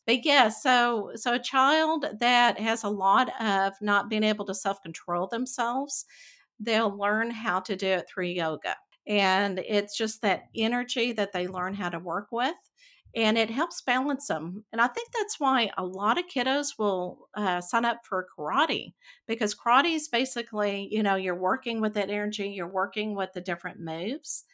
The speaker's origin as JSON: {"language": "English", "region": "Texas", "country": "United States", "tie": "born or raised there", "said": "growing up in Texas and the Bible Belt"}